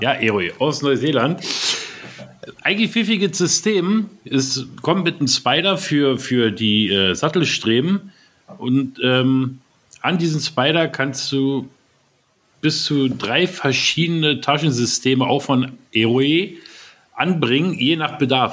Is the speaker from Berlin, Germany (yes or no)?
yes; Berlin, Germany; Wir Berliner